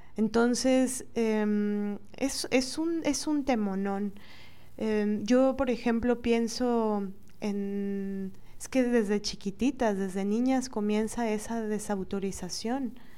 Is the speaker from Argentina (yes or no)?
no; Mexico; como mujeres latinas, mexicanas, morenas